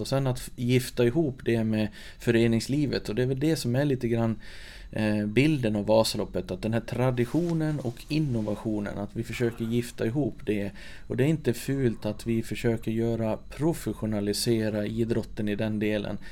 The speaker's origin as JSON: {"language": "Swedish", "town": "Sollerön", "region": "Dalarna County", "country": "Sweden", "tie": "born or raised there", "said": "Jag är född och uppvuxen på Sollerön, mitt i Siljan"}